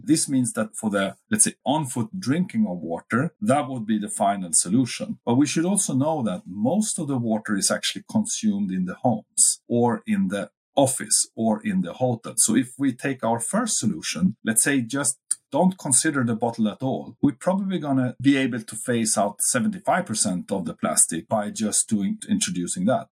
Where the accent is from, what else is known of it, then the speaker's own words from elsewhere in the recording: Uppsala, Uppsala County, Sweden; my hometown Uppsala